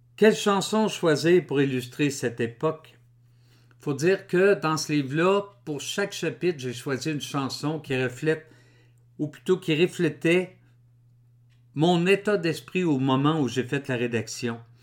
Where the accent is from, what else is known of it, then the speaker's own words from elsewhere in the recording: Drummondville, Quebec, Canada; Je suis né en 1960 à Drummondville